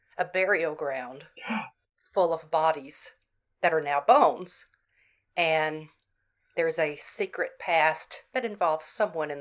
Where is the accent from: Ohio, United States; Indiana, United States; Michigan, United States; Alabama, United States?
Alabama, United States; Florence; my hometown of Florence, Alabama